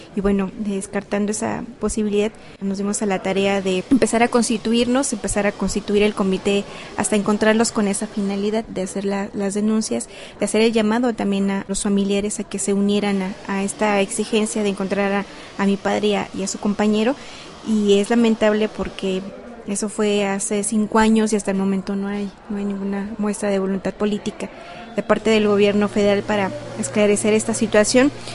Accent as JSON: {"language": "Spanish", "region": "Chihuahua", "country": "Mexico", "said": "de la ciudad de Chihuahua"}